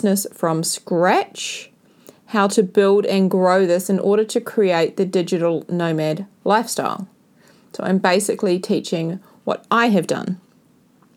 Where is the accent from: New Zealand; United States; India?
New Zealand; I went back to New Zealand after my 5 to 6 month adventure around South and Central America and the Cook Islands. I've spent a lot of time with family and friends, and I found a new appreciation for my hometown